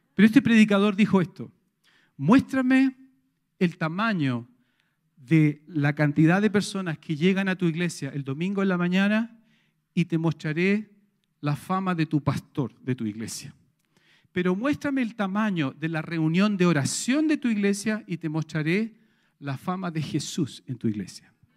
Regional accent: Chile; todos nosotros como sociedad chilena

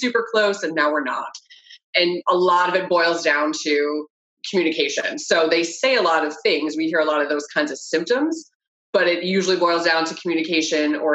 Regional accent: Maine, United States; moved away as an adult; now in Florida, United States; I'm originally from Maine and have my first license there

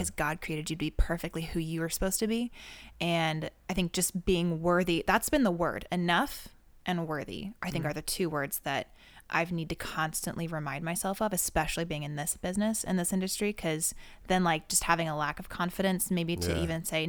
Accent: Seattle, Washington, United States; now in Los Angeles, United States; No, I'm from Seattle.

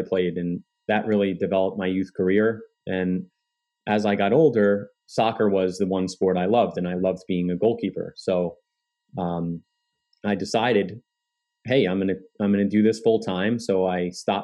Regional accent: Kearny, New Jersey, United States; So I grew up in Kearney, New Jersey.

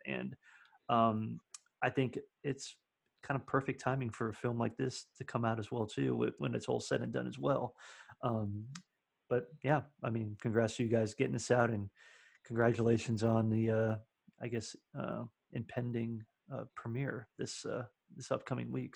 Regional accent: Miami, Florida, United States; now in Nashville, United States; I'm from Florida originally, so I would get Gulf oysters all the time, being in like the Miami area. So I grew up eating

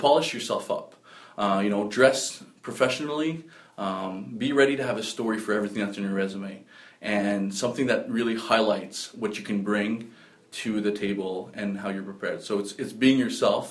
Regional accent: Northern Ontario, Canada; moved away; I'm from Northern Ontario originally.

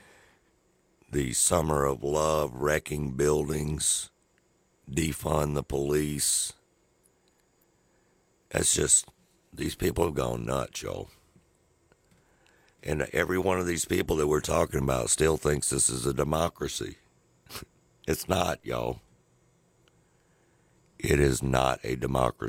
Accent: Mississippi, United States; us being from Mississippi

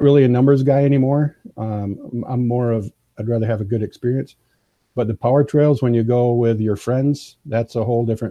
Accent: Michigan, United States; I'm from Michigan

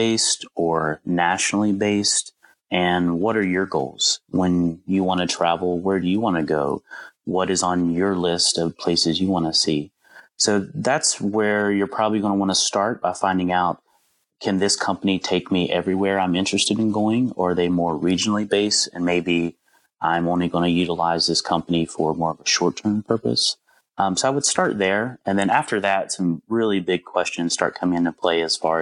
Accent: Southern West Virginia, United States; moved away; also born or lived in Washington, D.C.; I grew up in Southern West Virginia and kind of the coal fields of Southern West Virginia.

